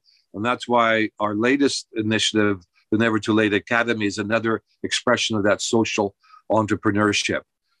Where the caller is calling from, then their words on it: Fukuoka, Japan; I'm speaking from Fukuoka, and you're in Texas.